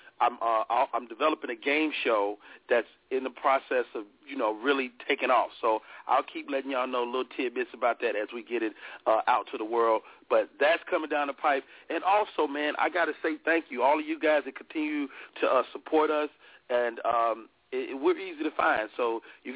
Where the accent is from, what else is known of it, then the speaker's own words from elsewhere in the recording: Chicago, Illinois, United States; my hometown, Chicago, Illinois.